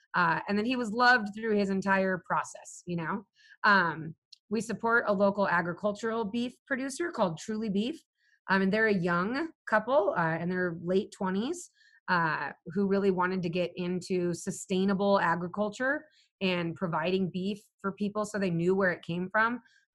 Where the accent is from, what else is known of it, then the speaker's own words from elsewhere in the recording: Southwest, United States; And because I grew up in the Southwest, I can serve that market.